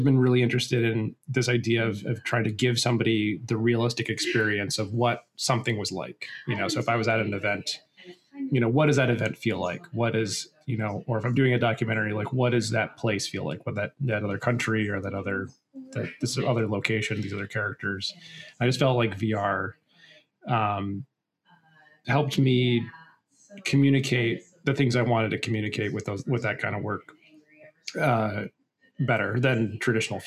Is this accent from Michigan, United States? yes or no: yes; Michigan, United States; moved away; also born or lived in Colorado / Chicago; I'm from Michigan originally